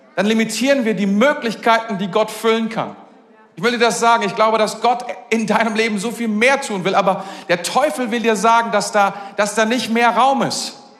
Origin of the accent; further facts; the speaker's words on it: Germany; als Deutscher